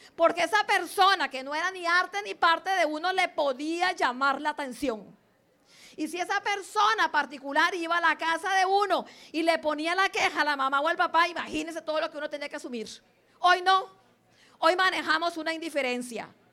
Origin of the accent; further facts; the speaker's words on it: Limón, Costa Rica; also born or lived in Santa Cruz, Guanacaste, Costa Rica; Nací en Santa Cruz, eh, pero mis papás se vinieron desde 1960 para Limón y entonces yo tenía en ese tiempo un año cuando llegué acá a Limón. Entonces soy más limonense, digamos, que guanacasteca.